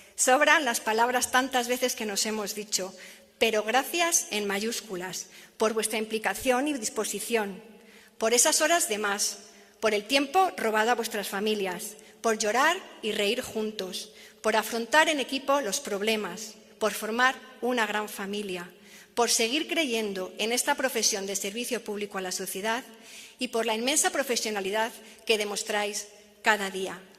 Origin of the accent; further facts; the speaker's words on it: Pedrajas de San Esteban, Castile and León, Spain; moved away as an adult; also born or lived in Madrid; con 18 años hiciera las maletas, dejase atrás mi pueblo, Pedrajas de San Esteban, y me marchase a estudiar a Madrid